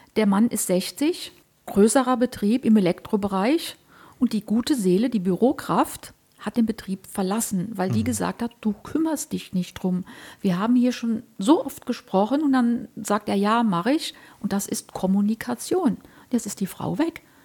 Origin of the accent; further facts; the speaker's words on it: Germany; ich komme ja so aus der Eifel, ich rede mal so platt